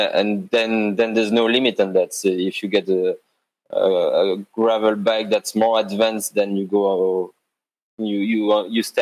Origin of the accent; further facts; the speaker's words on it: Belgium; first language French; English is a second language; moved away as an adult; now in Geneva, Switzerland; I'm natively French speaker. I'm from Belgium.